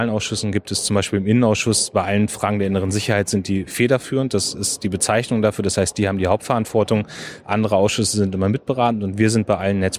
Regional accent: Germany; Also wir dürfen als Deutsche nicht zulassen, dass äh, unsere Bürgerinnen und Bürger ausspioniert werden auf deutschem

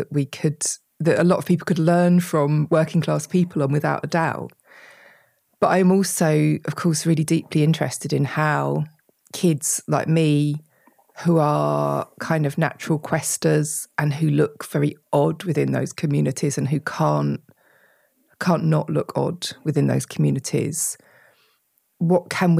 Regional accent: United Kingdom; which we absolutely hate talking about being British.

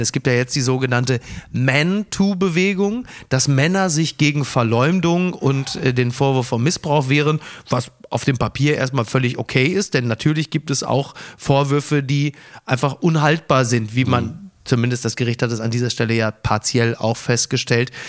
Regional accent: Castrop-Rauxel, North Rhine-Westphalia, Germany; ich komme ja aus der Provinz, aus Castrop Rauxel

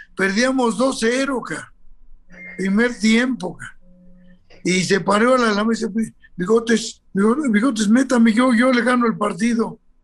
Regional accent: Mexico; soy muy, muy mexicano

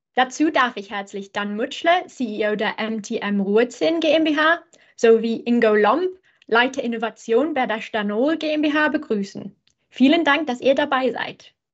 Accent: England, United Kingdom; German is a second language; bin ich Engländerin

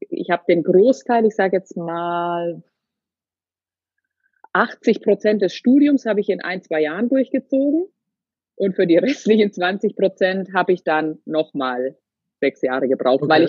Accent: Würzburg, Bavaria, Germany; Wir kommen ursprünglich so aus dem Würzburger Raum.

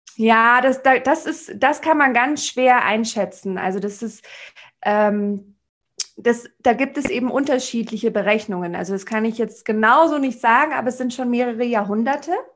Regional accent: Munich, Bavaria, Germany; wo ich als Münchner Stadttussi mit, meinen, mit meiner Handtasche und allem ankam

